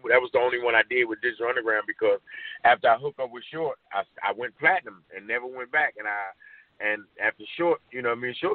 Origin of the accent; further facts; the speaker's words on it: Oakland, California, United States; Uh, I'm from I'm from Acorn.